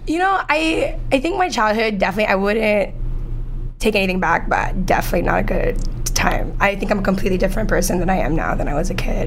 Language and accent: English; New York City, New York, United States; also born or lived in Manhattan, New York / New Jersey; i was born in new york here where we are in manhattan i'm actually live a block away from the hospital i was born at now i moved to spanish harlem and i moved to queens for a bit and i lived there for like most of my childhood